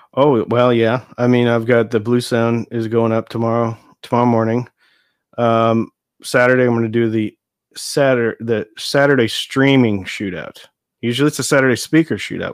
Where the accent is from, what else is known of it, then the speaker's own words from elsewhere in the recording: Nebraska, United States; moved away as an adult; now in Texas, United States; I grew up in Nebraska